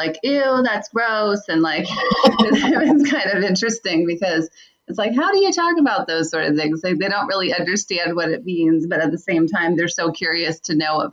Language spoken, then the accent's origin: English; Pittsburgh, Pennsylvania, United States; now in Virginia Beach, United States; I'm originally from Pittsburgh, Pennsylvania, but I currently live in Virginia Beach.